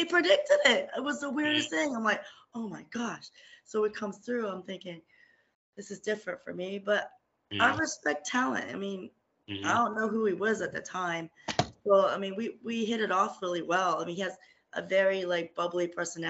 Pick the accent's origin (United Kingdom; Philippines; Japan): Philippines; being Filipino